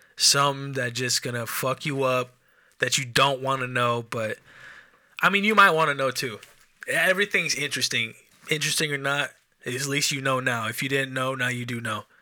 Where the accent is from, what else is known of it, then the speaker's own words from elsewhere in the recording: Enumclaw, Washington, United States; I'm from Enum Claw